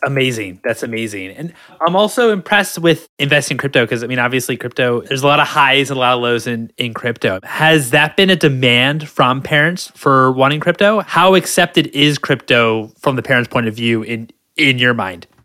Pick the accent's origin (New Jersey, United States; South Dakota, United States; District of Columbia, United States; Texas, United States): District of Columbia, United States; Washington; now in California, United States; I'm from the East Coast. I'm from Washington D.C.